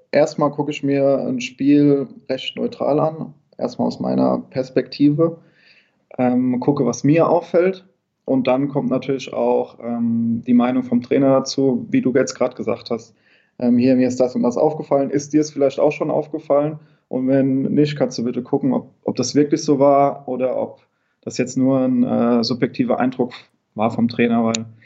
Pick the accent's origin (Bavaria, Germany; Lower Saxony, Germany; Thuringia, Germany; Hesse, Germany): Hesse, Germany; Niederbrechen; Ich komme aus der Nähe von Limburg, aus dem schönen